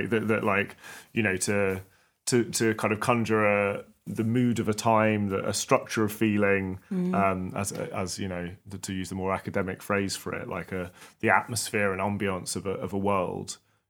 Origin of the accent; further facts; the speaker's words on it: London, United Kingdom; as a British person in the West who does not have any family that lived under communism, it's fascinating, but like my personal investment is obviously completely different to yours, Cash, even though we both grew up in London.